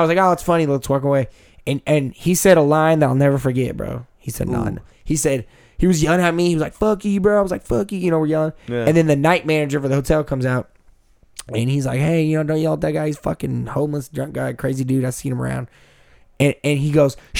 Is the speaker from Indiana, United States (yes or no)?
no; Texas, United States; I'm from Texas